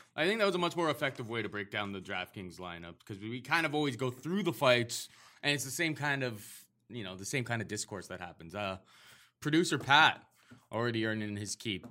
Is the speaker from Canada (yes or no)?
yes; Canada; as a Canadian